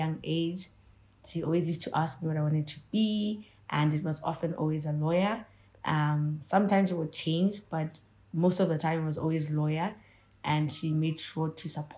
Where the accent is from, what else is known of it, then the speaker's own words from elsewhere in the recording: Gaborone, South-East District, Botswana; I grew up in Gads. I think I started my preschool, primary, and high school in Gaborone, Botswana.